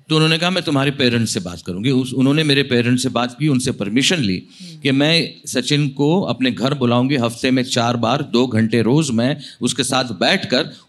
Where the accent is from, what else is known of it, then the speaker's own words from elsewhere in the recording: India; first language Marathi; Hindi is a second language; मैंने कहा मेरी मदर टंग मराठी है और घर में क्या बोलते हो बोले मराठी बोलता हूँ